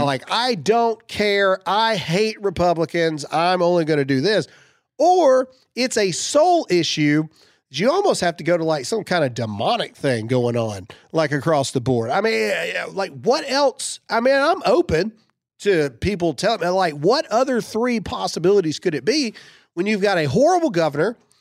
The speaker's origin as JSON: {"language": "English", "region": "Mississippi", "country": "United States", "said": "I'm from Mississippi"}